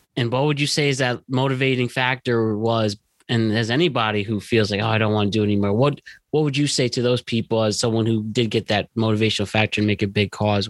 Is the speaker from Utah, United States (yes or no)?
no; Norwalk, Connecticut, United States; We're all from Norwalk, Connecticut.